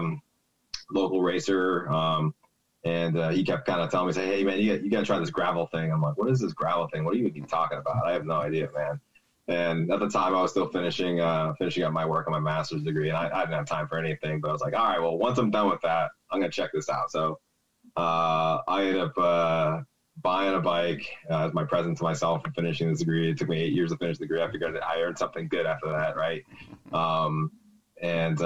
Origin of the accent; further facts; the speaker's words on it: Boston area, Massachusetts, United States; also born or lived in Baltimore / Syracuse; now in Portland, United States; I'm originally from the Boston area, kind of outside Boston. So I kind of grew up in a small town.